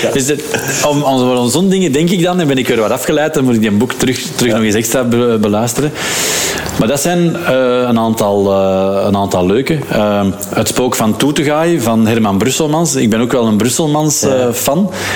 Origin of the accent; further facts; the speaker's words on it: Lier, Flanders, Belgium; we zijn opgegroeid in de Schilderswijk. Mm. In, uh, in Lier, in de David Nierslaan.